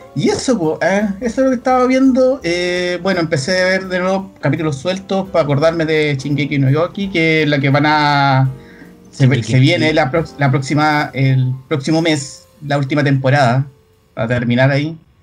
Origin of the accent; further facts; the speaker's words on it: Chile; como buen chileno